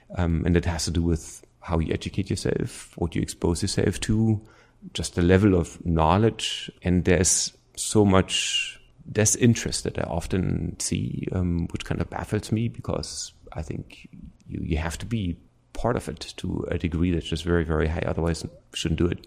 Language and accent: English; East Germany, Germany; accent: German; English is a second language; moved away as an adult; I grew up in East Germany